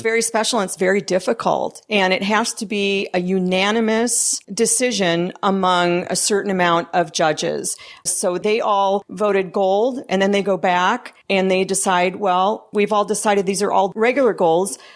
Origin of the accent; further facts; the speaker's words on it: Midwest, United States; now in California, United States; I'm originally from the Midwest